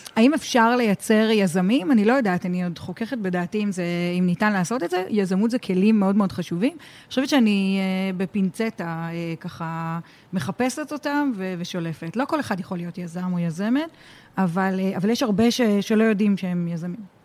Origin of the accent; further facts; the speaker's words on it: Tel Aviv, Tel Aviv District, Israel; אני אה, ילידת תל אביב, אני ביליתי הרבה במצפה ברמת אביב